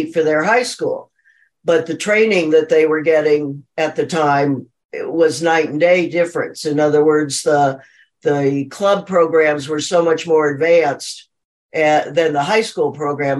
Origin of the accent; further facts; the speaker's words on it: Phoenix, Arizona, United States; I'm from Phoenix, Arizona.